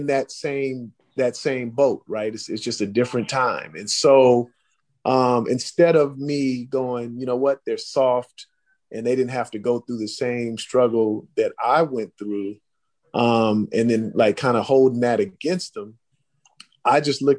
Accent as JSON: {"language": "English", "town": "Oakland", "region": "California", "country": "United States", "tie": "born or raised there", "said": "I grew up in Oakland"}